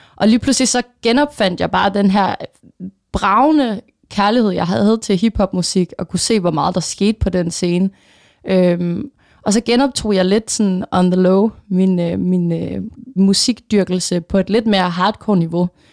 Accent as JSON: {"language": "Danish", "area": "Funen", "region": "Southern Denmark", "country": "Denmark", "tie": "born or raised there", "moved": "as an adult", "lives_now": "Copenhagen, Denmark", "said": "jeg er egentlig selv fra Fyn, øhm, og vokset op der atten år i mit liv."}